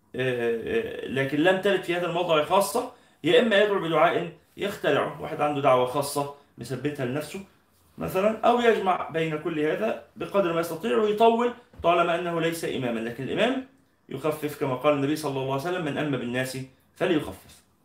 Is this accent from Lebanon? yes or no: no; Egypt; إحنا عندنا في مصر